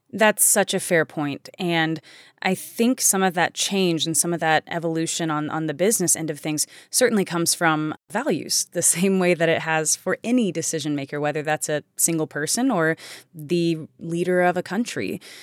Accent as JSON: {"language": "English", "country": "United States", "said": "I am an American. I live in America"}